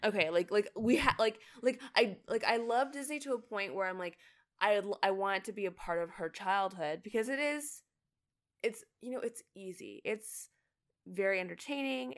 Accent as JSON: {"language": "English", "country": "Canada", "moved": "as an adult", "lives_now": "United States", "said": "I'm Canadian."}